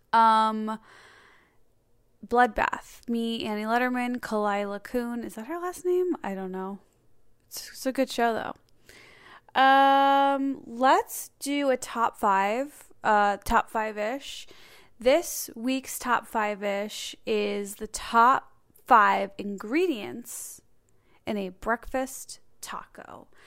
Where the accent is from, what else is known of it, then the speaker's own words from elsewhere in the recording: Chicago, Illinois, United States; I'm from Chicago